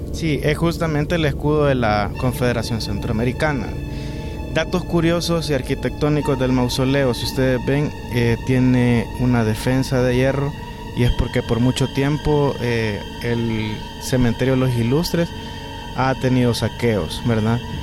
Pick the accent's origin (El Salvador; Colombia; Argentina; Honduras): El Salvador